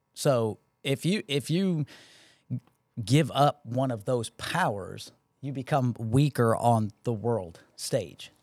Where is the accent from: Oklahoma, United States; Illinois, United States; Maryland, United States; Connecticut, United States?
Connecticut, United States; now in Georgia, United States; I grew up in Connecticut